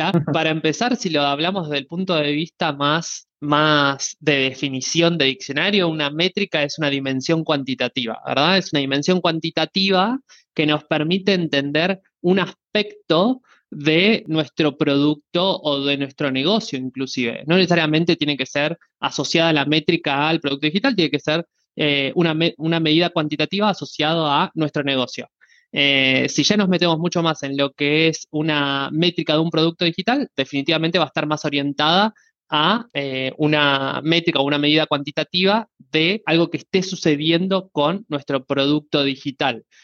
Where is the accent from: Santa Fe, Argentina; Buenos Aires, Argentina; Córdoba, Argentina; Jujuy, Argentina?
Buenos Aires, Argentina; soy argentino eh, de Buenos Aires